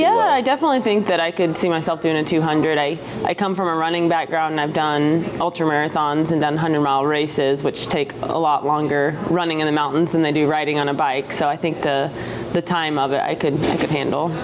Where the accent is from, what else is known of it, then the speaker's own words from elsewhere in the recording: Texas, United States; I'm actually from Texas, which where I'm from is quite flat as well